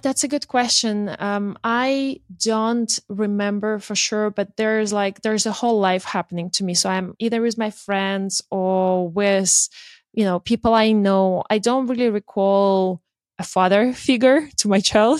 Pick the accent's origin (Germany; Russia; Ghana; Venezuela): Russia; moved away; I'm from Russia originally